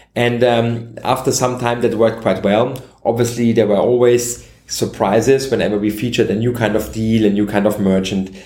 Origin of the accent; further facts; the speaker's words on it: Vienna, Austria; I'm native Austrian. I was born and raised in Vienna